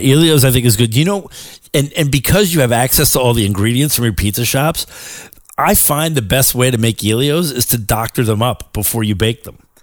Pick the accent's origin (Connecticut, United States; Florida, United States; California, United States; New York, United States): New York, United States; as a New Yorker